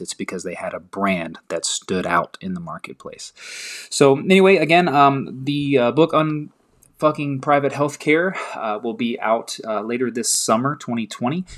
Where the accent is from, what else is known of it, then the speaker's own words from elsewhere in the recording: the South, United States; I'm from the South